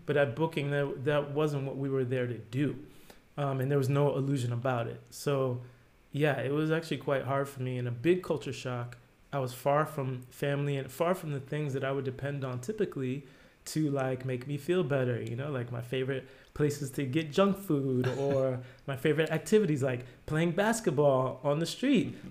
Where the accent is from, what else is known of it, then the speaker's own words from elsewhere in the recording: New Jersey, United States; moved away as an adult; now in Amsterdam, Netherlands; I grew up in New Jersey, like a suburb of New York.